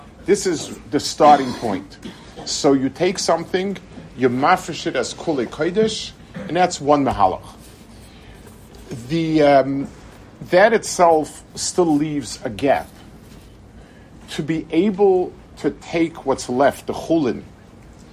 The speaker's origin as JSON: {"language": "English", "country": "United States", "tie": "born or raised there", "moved": "yes", "lives_now": "Israel", "said": "I grew up in America at a time when things were different"}